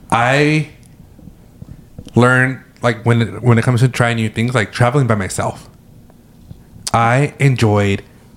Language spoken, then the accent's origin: English; California, United States; you're from California.